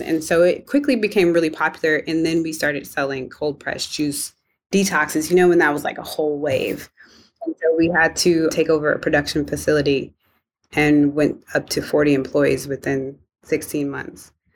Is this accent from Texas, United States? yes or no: no; Evanston, Illinois, United States; I grew up in Evanston, Illinois, home of Northwestern University